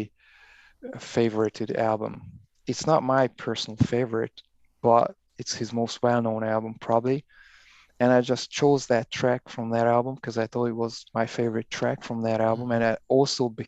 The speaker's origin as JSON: {"language": "English", "country": "Hungary", "moved": "yes", "lives_now": "London, United Kingdom", "said": "So I'm from Hungary originally"}